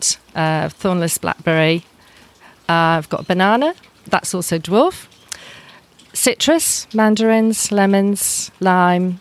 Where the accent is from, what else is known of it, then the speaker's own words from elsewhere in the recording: England, United Kingdom; moved away as an adult; also born or lived in New Zealand; now in Narromburn, Australia; Way back when I grew up in England